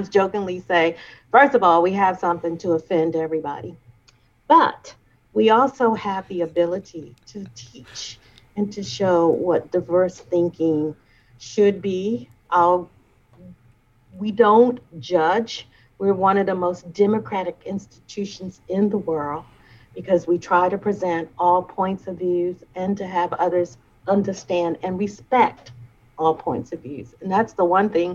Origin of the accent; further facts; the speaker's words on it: Baltimore, Maryland, United States; moved away as an adult; now in Detroit, United States; I am from Baltimore, Maryland. I grew up in the east side of Baltimore